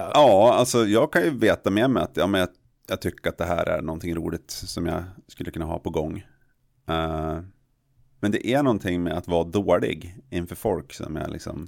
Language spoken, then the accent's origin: Swedish; Jämtland, Sweden; jag är från Jämtland